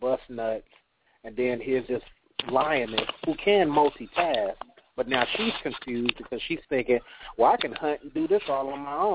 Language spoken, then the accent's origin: English; California, United States; now in the South, United States; I'm down here in the South, and I'm from California